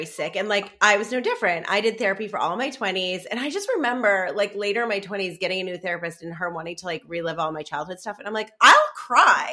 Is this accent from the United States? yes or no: yes; East Coast, United States; I grew up on the East Coast